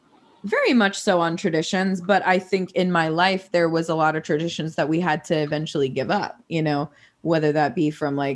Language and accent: English; Illinois, United States; born there; moved away; so I was born in Illinois, and then, you know, once we moved from Illinois and moved to different states for like my parents' work or whatever, pastors, we would always come back for Christmas